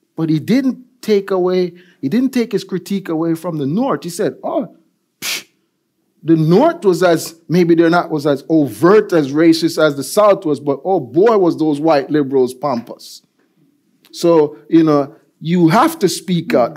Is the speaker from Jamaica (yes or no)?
yes; Jamaica; also born or lived in United States; now in Norway; I grew up in Jamaica as a kid